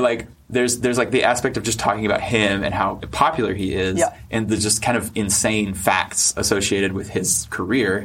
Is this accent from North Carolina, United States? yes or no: yes; North Carolina, United States; I'm from North Carolina.